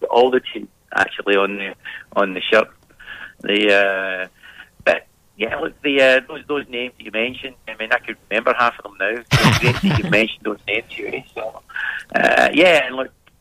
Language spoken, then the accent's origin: English; Scotland, United Kingdom; moved away as an adult; now in Perth, Australia; I've been here now just over 30 years and obviously, with this lovely Australian accent I've got here, you can tell I'm from Scotland